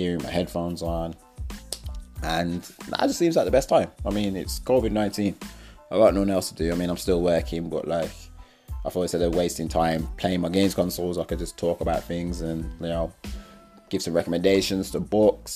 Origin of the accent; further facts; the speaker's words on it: Wolverhampton, West Midlands, United Kingdom; also born or lived in Wednesfield / Toronto; I'm from Wolverhampton